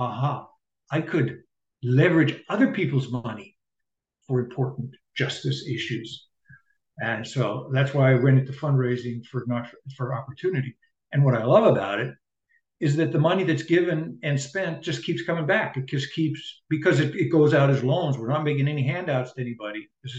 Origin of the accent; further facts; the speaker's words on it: South Africa; Well, I grew up in South Africa under apartheid.